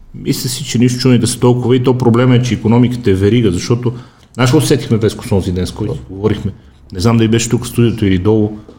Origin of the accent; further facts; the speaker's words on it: Bulgaria; викам от България